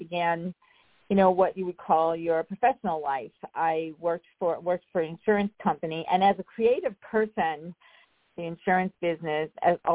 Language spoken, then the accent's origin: English; Rocky Point, New York, United States; I grew up on Long Island. I grew up in a small town called Rocky Point